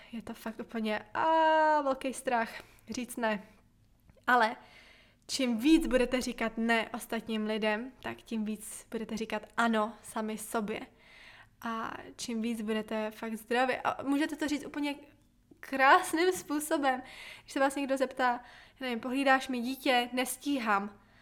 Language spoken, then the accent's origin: Czech; Bohemia, Czechia; hlavně u nás v Čechách je to ještě tradice